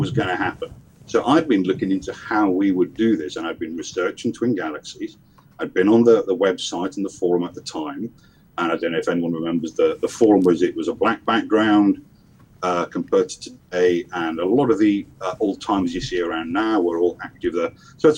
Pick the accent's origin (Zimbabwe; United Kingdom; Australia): United Kingdom; Liverpool, North West England; now in Essex, United Kingdom; Okay, well, I'm from Liverpool originally. Not that you can tell anymore from my accents. I'm in the UK. I live on the southeast coast in a place called Essex